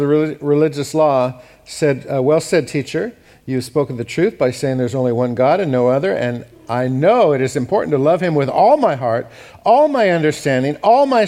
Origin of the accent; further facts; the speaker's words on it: United States; I'm an American